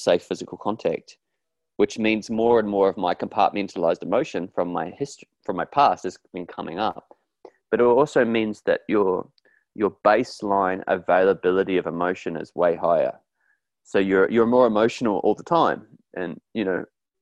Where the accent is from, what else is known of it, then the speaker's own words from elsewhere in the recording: New Zealand; I grew up in New Zealand in a rugby crazed, stoic, hardcore place, kind of like Australia, really